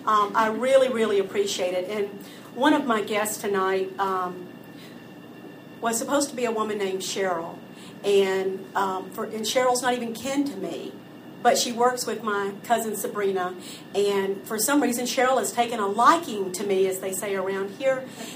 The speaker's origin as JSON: {"language": "English", "region": "the South", "country": "United States", "tie": "born or raised there", "said": "Growing up in the South, you learn there are many things that you do not refer to by their actual name, function, or purpose."}